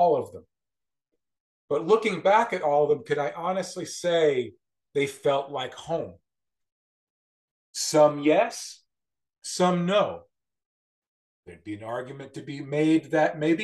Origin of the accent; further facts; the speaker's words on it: Westchester County, New York, United States; moved away as an adult; also born or lived in Corning, New York / Savannah, Georgia / Erie, Pennsylvania; now in Wilmington, United States; I grew up in Westchester County, New York, suburban New York City, and lived there until I was about 24 years old